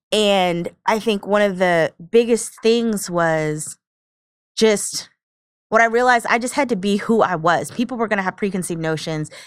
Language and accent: English; New Jersey, United States; moved away; I'm from New Jersey originally, and my mom and I would go across on the train